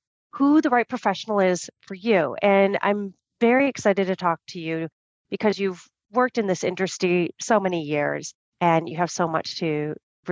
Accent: United States; I'm American

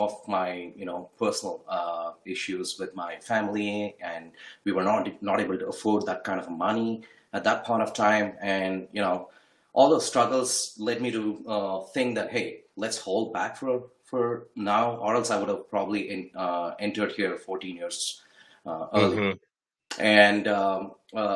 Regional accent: Bangalore, Karnataka, India; moved away as an adult; now in United States; We're from Bangalore, India.

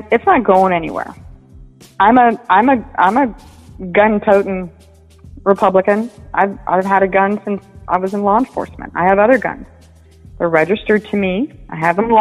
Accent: United States; I'm an American. I'm born in America.

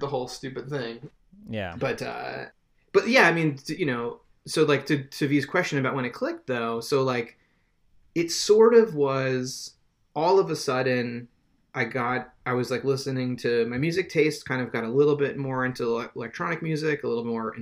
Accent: New Jersey, United States; moved away as an adult; also born or lived in New York suburbs / New York City; I grew up in New Jersey, and I would just take the train into Philly

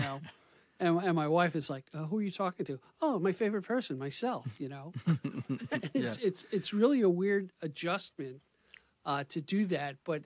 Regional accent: Babylon, New York, United States; my hometown, Babylon, here

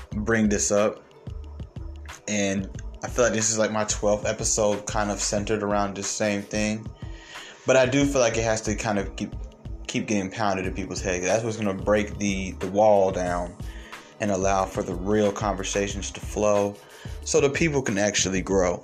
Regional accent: Atlanta, Georgia, United States; I was raised mostly in Atlanta

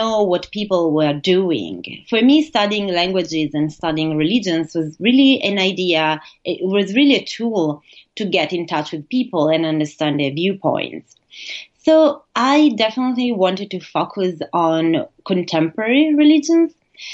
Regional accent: Italy; moved away as an adult; also born or lived in United States / Colorado; now in Bochum, Germany; I am originally from Italy

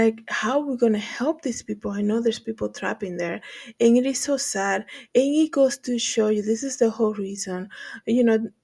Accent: Dominican Republic; moved away; when I was living there, growing up in the Dominican Republic

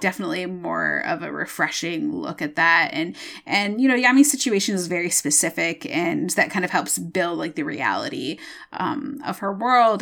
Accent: Michigan, United States; I'm from Michigan and I, I'm, I'm so defensive of Michigan

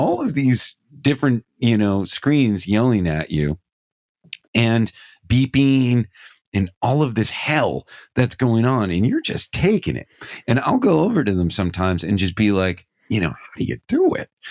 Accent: Scranton, Pennsylvania, United States; I'm from Scranton, Pennsylvania

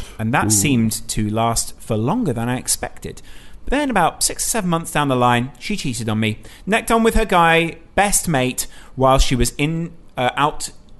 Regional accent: Norway; I'm from Norway, so I convinced the family to go on a Christmas vacation to England so I could see the game with my dad.

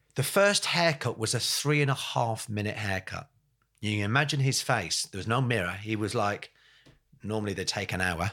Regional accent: England, United Kingdom; also born or lived in Ireland (ancestry) / Brixton / Essex; I'm from England

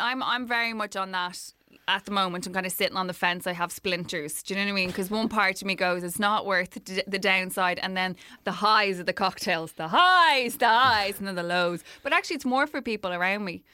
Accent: Ireland; as Irish people

